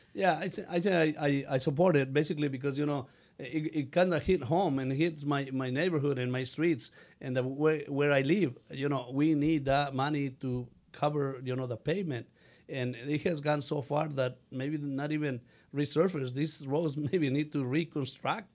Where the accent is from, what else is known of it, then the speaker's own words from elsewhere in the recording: Mexico; English is a second language; now in United States; I learned English when I was uh, 16, so, and I still speak with an accent, but I feel proud of having an accent. I'm really a Mexican, but also an American